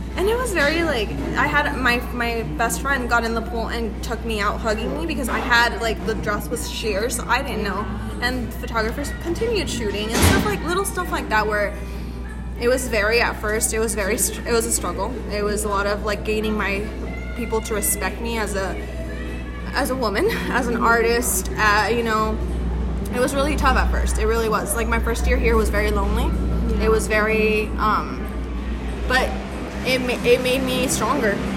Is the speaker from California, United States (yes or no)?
yes; Monterey, California, United States; first language Spanish; English is a second language; I am a stylist from the Monterey area, a 831 area